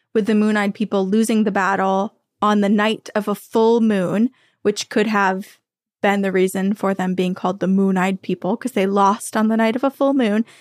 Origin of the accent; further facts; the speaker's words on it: New England, United States; growing up in New England, the mountain range is here.